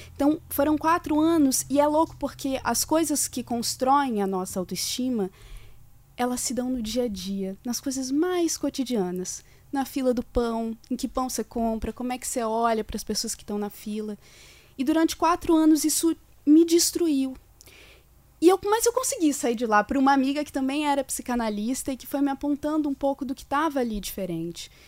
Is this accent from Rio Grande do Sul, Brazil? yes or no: no; Corupá, Santa Catarina, Brazil; eu sou natural de Corupá, em Santa Catarina